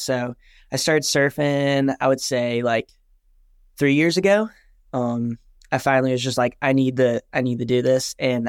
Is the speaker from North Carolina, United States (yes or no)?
yes; Wilmington, North Carolina, United States; I'm from Wilmington, North Carolina, so East Coast. Love it here.